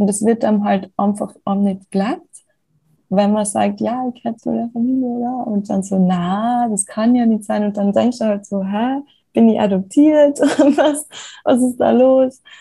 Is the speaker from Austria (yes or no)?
yes; Austria; wo ich nach London gezogen bin, habe ich ja oft bekommen, was aus Österreich, das kann doch nicht sein, in Österreich sind noch alle weiß und so